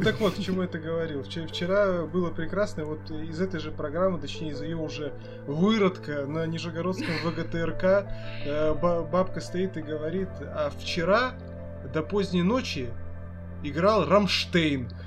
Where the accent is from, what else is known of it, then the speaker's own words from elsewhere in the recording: Nizhny Novgorod, Nizhny Novgorod Oblast, Russia; moved away; я ж сам из Нижнего Новгорода изначально